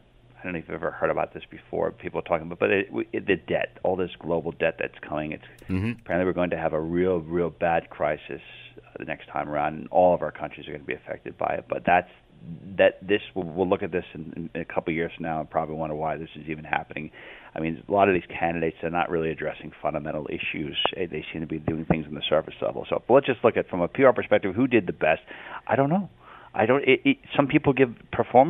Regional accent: United States; I'm an American

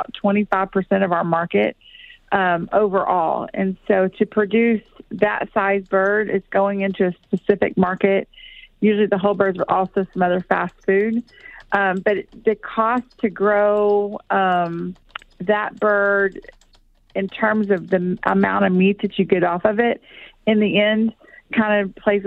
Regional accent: Texas, United States; moved away; I'm from Texas. I'm originally from Texas

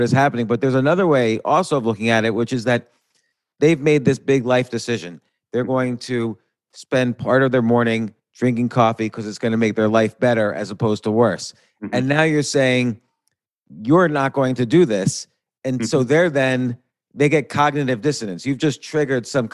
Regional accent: New York, United States; moved away as an adult; now in Atlanta, United States; I lived in New York more or less, or lived in and around New York all my life

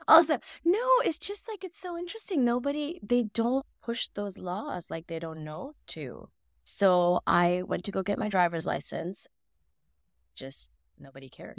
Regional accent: Mississippi, United States; growing up in Mississippi

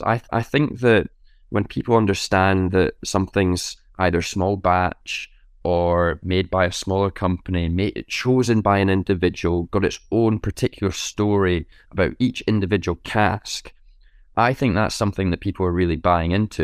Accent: Scotland, United Kingdom; being Scottish, having a, a, a family that's steeped in whiskey history

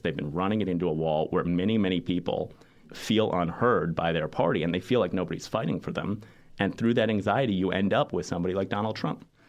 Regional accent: New York City, New York, United States; I grew up in New York City

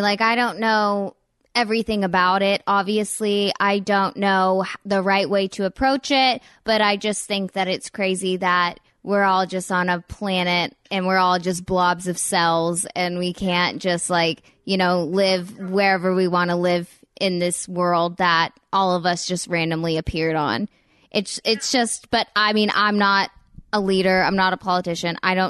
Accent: United States; it's just interesting for me to try to learn more and more about it as an American.

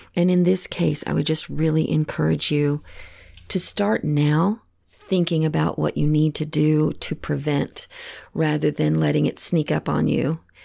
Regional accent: Texas, United States; moved away; I know I'm originally from Texas, and all of my family still lives back in the same area

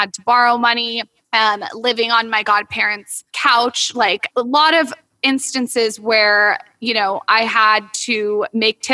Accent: San Diego, California, United States; moved away as an adult; also born or lived in West Hollywood; now in Los Angeles, United States; we're new to LA because we're from San Diego.

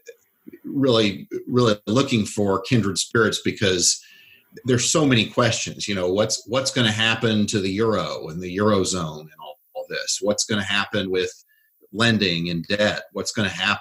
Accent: Oklahoma, United States; I grew up in Oklahoma, so I'd never listened to anything but country music until I was a teenager

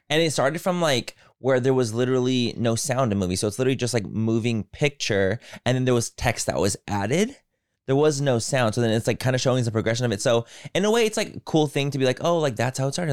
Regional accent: San Diego, California, United States; I'm from San Diego, so I've only ever known California

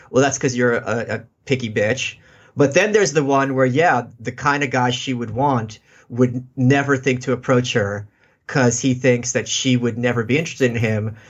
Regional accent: New York City, New York, United States; also born or lived in Russia; I'm from Brooklyn

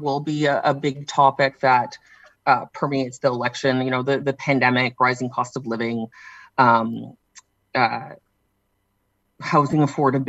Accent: Norfolk County, southwestern Ontario, Canada; moved away; I'm from southwestern Ontario originally as well. I'm from Norfolk County, and my parents are actually in a last mile home

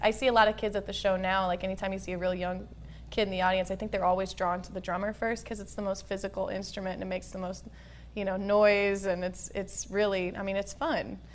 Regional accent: Midwest, United States; born or raised there

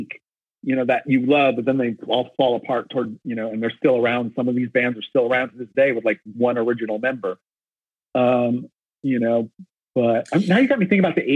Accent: Bay Area, California, United States; growing up in the Bay Area

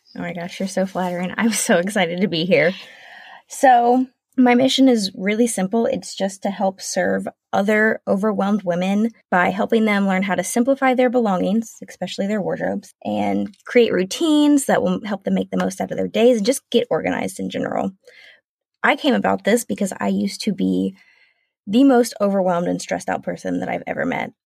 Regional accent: South Carolina, United States; moved away as an adult; now in Washington, United States

